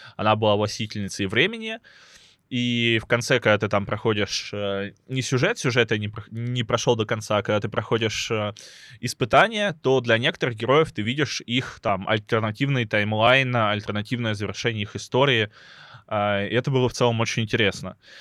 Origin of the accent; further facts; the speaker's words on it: Lebedyan, Lipetsk Oblast, Russia; moved away; родной город э, называется Лебедянь, он находится под городом Липецк